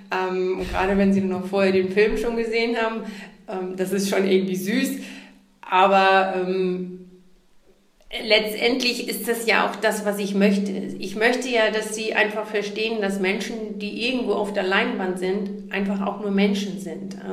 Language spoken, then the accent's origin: German; Neumünster, Schleswig-Holstein, Germany; moved away; dass ich damals aus Schleswig-Holstein weg wollte, explizit aus meinem Heimatort Neumünster